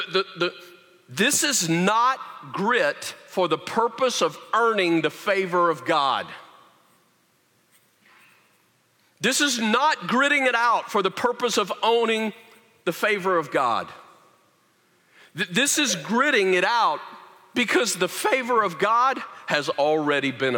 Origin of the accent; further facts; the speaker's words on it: the South, United States; moved away; I grew up in the South